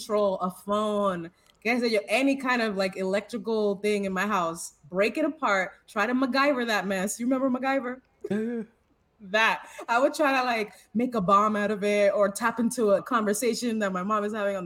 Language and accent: English; Tampa, Florida, United States; I was raised in Tampa, Florida